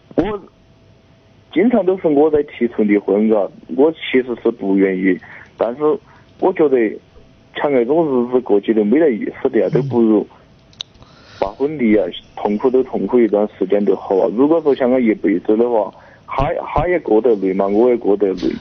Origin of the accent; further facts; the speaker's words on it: Chongqing, China; moved away as an adult; now in Yunnan, China; 我们老家嘛，就是重庆的，但是现在他在湖南，我在云南